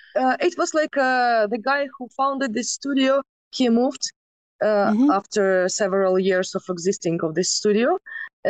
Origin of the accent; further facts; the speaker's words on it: Kyiv, Ukraine; I was born in Kiev